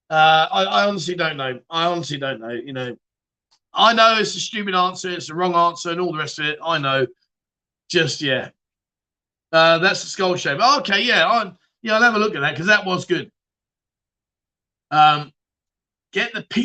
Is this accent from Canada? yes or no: no; London, United Kingdom; now in Pattaya, Thailand; Am I from London? Of course I bloody am